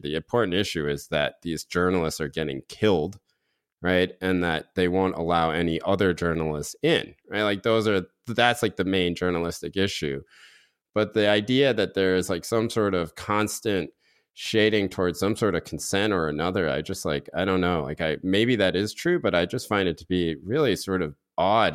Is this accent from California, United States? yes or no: no; North Carolina, United States; growing up in North Carolina